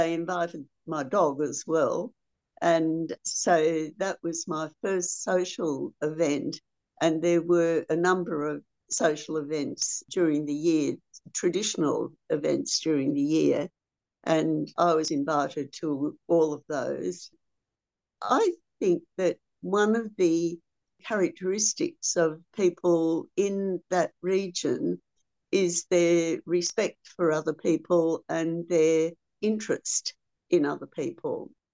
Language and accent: English; Australia; as an Australian